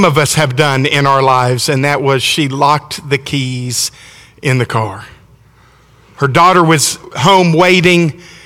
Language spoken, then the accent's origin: English; Alabama, United States; I'm from Alabama